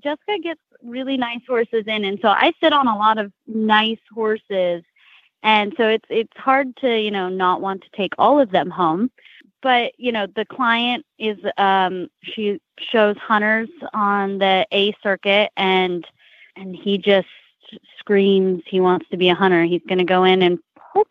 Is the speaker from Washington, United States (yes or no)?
no; California, United States; moved away; I'm originally from California